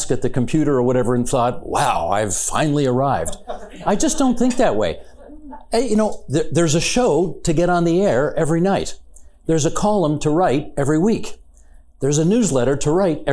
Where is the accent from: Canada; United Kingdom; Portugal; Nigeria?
Canada; Hamilton, Ontario; my hometown newspaper, the Hamilton Spectator